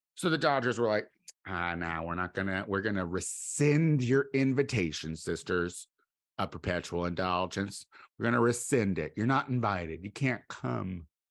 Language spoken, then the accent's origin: English; Midwest, United States; I'm from the Midwest